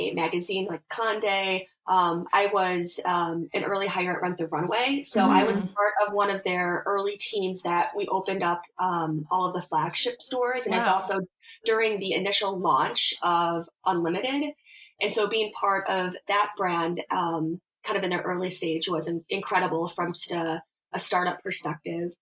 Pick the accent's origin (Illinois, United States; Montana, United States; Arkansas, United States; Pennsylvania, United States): Illinois, United States; Chicago; moved away as an adult; now in New York, United States; I'm from Chicago originally